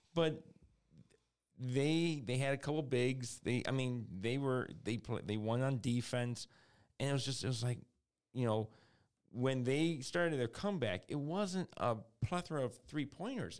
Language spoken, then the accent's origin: English; Detroit, Michigan, United States; we're from Detroit